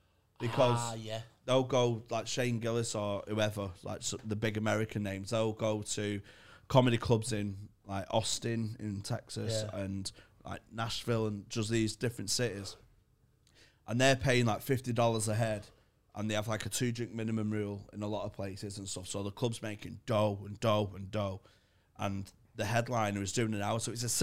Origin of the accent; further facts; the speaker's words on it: Manchester, North West England, United Kingdom; I'm from Garton in Manchester, which is where Shameless was based.